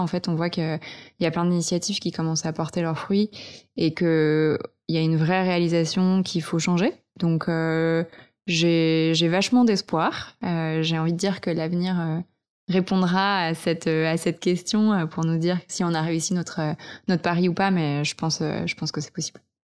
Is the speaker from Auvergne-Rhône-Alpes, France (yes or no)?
yes; Vercors, Auvergne-Rhône-Alpes, France; now in Paris, France; j'ai grandi en montagne, dans le Vercors